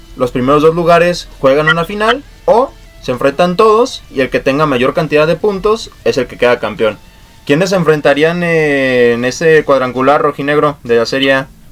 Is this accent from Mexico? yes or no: yes; Mexico; como mexicanos se nos hace bien